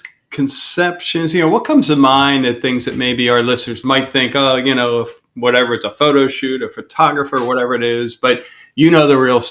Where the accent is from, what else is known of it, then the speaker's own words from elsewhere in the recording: Ireland; as an Irishman and a mother with red hair, none of that got passed on to the kids